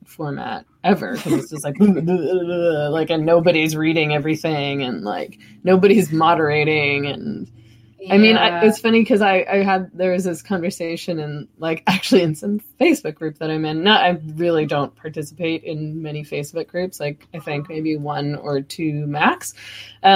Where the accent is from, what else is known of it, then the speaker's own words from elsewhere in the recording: Vancouver, British Columbia, Canada; I was born over on Commercial